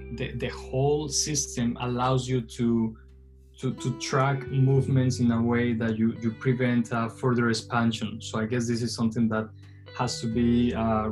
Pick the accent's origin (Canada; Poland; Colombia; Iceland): Colombia; Medellín, Antioquia; now in Beijing, China; I was born in Medellin, Colombia, which is a city that you probably know by watching Narcos on Netflix